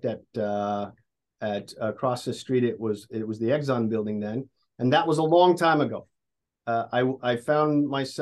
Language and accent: English; Midwest, United States; moved away as an adult; also born or lived in Honolulu / New York; I'm an engineer. I'm from the Midwest